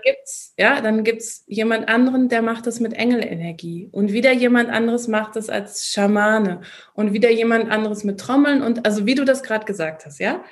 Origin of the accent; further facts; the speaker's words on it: Bochum, North Rhine-Westphalia, Germany; moved away as an adult; now in Austria; ich war ein Kind oder ich bin ein Kind des Ruhrgebiets. Ich liebe Bochum